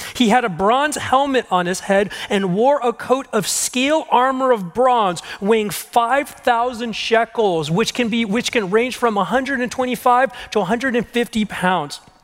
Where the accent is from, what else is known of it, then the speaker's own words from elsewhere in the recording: Southern California, United States; I'm from SoCal in the valley